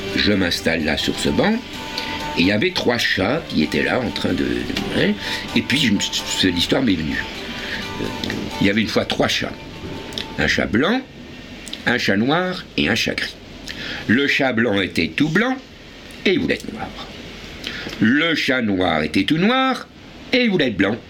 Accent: Paris, Île-de-France, France; l'endroit où j'habitais quand j'étais enfant, c'est-à-dire à Avenue l'Observatoire

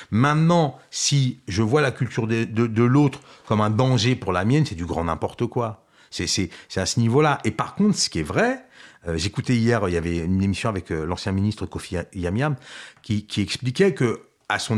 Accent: France; C'est là où moi je dis oui, moi je suis français.

